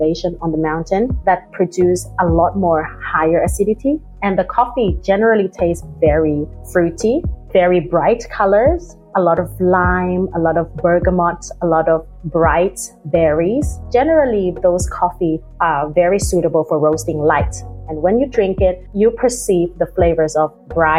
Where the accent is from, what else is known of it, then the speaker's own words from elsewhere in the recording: Thailand; now in Sydney, Australia; I'm originally from Thailand. We actually been drinking sweet iced coffee with condensed milk since a young age.